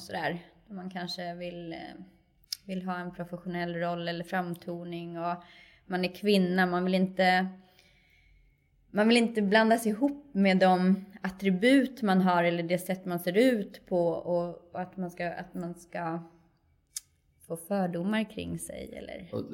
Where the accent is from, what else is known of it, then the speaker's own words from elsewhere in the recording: Kerstinbo, Uppsala County, Sweden; moved away as an adult; now in Stockholm, Sweden; Jag är ju en, en lantistjej från början, uppvuxen i en liten, liten landsort, 15 mil norr om Stockholm